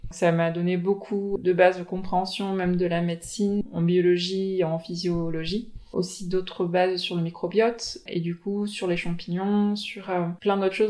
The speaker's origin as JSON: {"language": "French", "country": "French Polynesia", "said": "Je viens de Tahiti."}